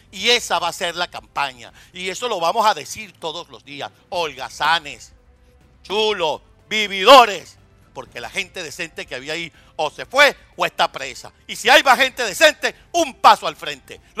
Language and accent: Spanish; Venezuela; Pues nosotros, como venezolanos, como civiles, como quienes somos los que hemos mantenido a esos holgazanes